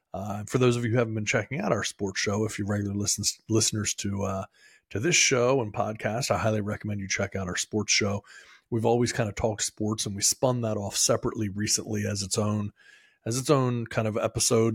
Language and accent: English; Maryland, United States; moved away; I am from Maryland originally